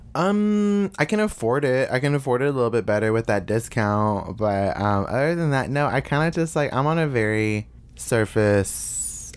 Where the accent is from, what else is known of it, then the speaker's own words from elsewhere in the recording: Bowling Green, Kentucky, United States; I grew up in a single parent household with my mother Martha and my sister Selena in uh, Bowling Green, Kentucky.